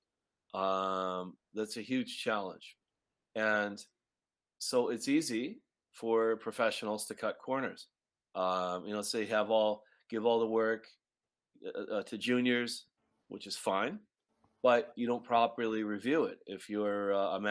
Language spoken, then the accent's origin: English; Chicago, Illinois, United States; also born or lived in New York City; now in Montreal, Canada; You're catching me in Chicago, Illinois, where my hometown.